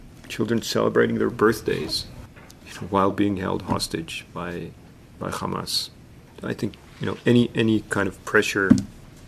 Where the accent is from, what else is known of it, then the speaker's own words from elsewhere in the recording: Israel; moved away as an adult; now in Toronto, Canada; I'm a Canadian Israeli. I live in Toronto.